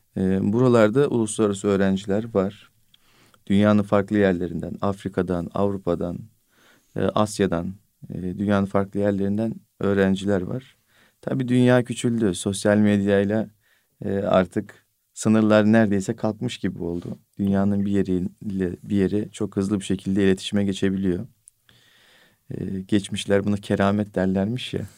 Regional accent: Bolu Province, Turkey; benim memleketim Bolu

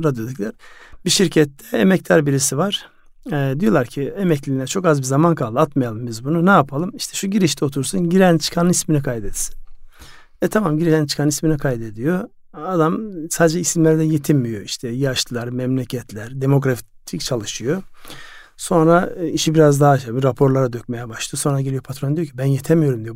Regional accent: Ardahan, Turkey; moved away; Yani benim memleketim Ardahan

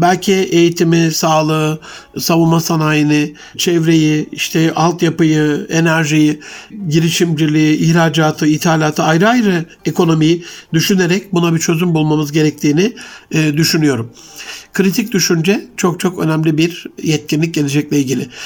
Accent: Gaziantep, Turkey; Ali Şahin, e, Gaziantep'li hemşerim

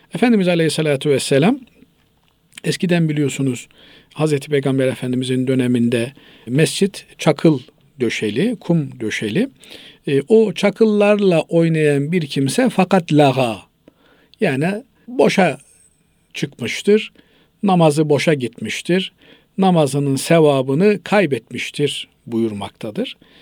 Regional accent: Trabzon, Turkey; Biz, e, Trabzonluyuz

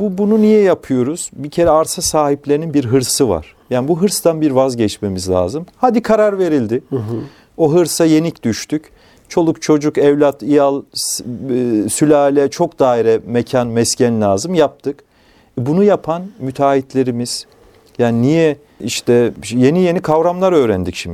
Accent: Kayseri Province, Turkey; moved away; Kayseri'de doğduğum, çocukluğumun geçtiği köyde

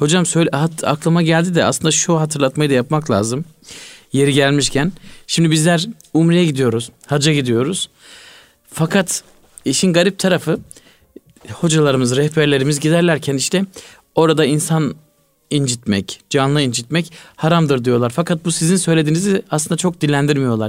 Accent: Malatya, Turkey; Ben küçüklüğümde hatırlıyorum. Malatya'da e, bizim köyde

